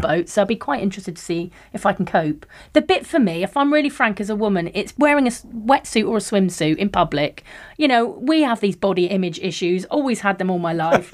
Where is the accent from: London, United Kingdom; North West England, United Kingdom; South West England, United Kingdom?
South West England, United Kingdom; Plymouth; I'm from Heel Village, and it's classified as, like, one of the most deprived areas in the Southwest